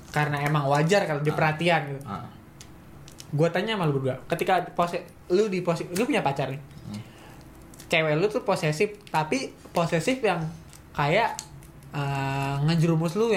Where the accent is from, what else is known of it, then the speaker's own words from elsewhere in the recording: East Jakarta, Jakarta, Indonesia; Aku ya aku kami dari Jakarta Timur anjing.